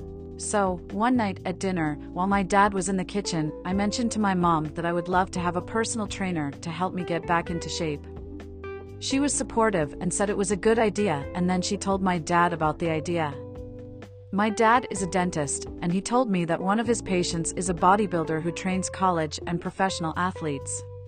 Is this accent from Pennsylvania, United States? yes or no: no; New York City, New York, United States; I am 26, and I am born and raised in New York City.